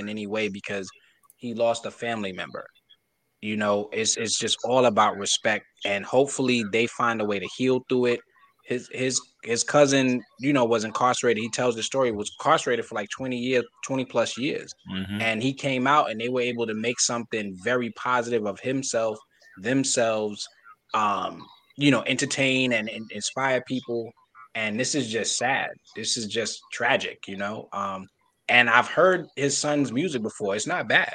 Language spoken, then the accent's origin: English; New York, United States; I'm not from Philly. I'm from New York.